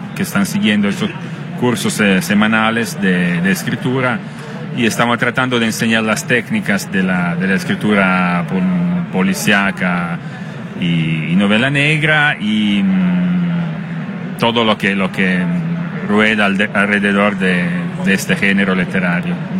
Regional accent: Italy; Spanish is a second language

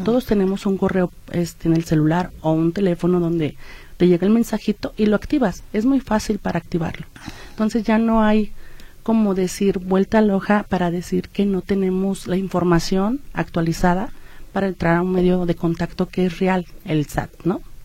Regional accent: Mexico; cómo somos los mexicanos

